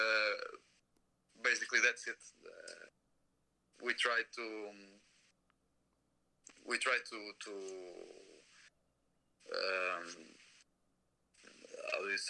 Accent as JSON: {"language": "English", "country": "Portugal", "said": "I'm from Europe. I'm from Portugal."}